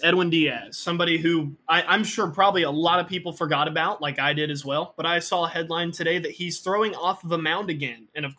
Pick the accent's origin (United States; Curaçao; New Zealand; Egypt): Curaçao; I grew up in Curacao. I can talk to fish.